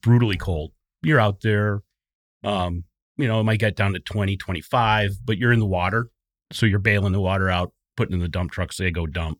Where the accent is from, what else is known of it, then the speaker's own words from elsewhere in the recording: southeastern Wisconsin, United States; southeastern Wisconsin. Um, I grew up there